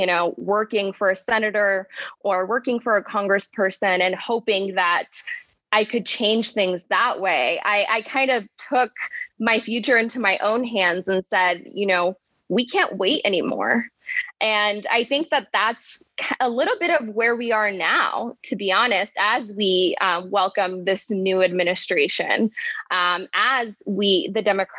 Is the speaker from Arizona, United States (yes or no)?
yes; Arizona, United States; also born or lived in Buenos Aires, Argentina / Florence, Arizona; I started out here in Arizona, it's my home state, as a student activist, as a young undocumented person. Arizona was a very difficult place to grow up in.